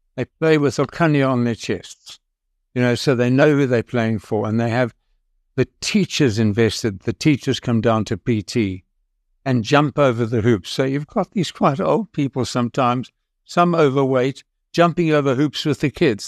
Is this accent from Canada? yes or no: no; South Africa; I'm a South African